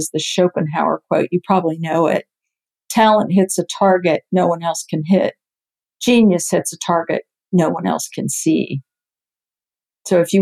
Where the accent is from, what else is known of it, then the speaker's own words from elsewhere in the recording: near the Cape, Florida, United States; I grew up near the Cape